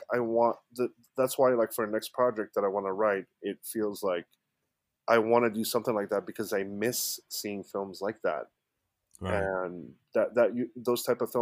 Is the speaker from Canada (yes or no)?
no; Egypt; now in United States; I'm originally from Egypt, born and raised. I've been in the States for about close to 20 years now